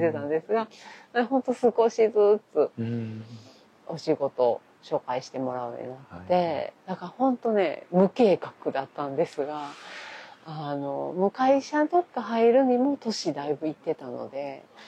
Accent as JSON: {"language": "Japanese", "region": "Kyoto", "country": "Japan", "tie": "born or raised there", "said": "京都生まれ、京都育ち"}